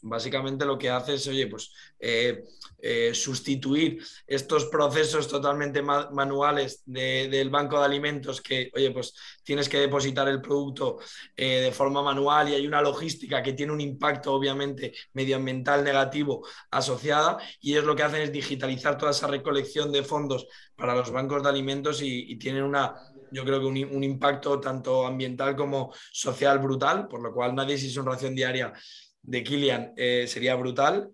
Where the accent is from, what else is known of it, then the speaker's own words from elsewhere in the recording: Las Rozas de Madrid, Community of Madrid, Spain; Nosotros somos de Las Rozas de Madrid